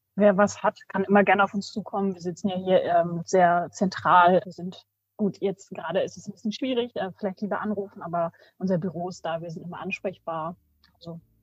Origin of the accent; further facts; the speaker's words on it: Bad Nenndorf / Rodenberg, Lower Saxony, Germany; ich bin hier auch aufgewachsen in Bad Neufrodenberg.